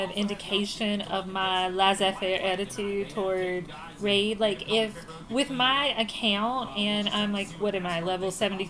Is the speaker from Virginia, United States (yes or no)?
yes; Virginia, United States; because we're from Virginia and that's what you do.